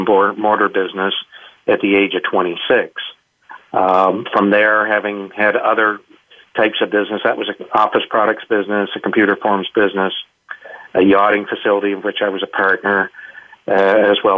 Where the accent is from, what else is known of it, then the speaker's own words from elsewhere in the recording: Canada; being Canadian and in smaller town Canada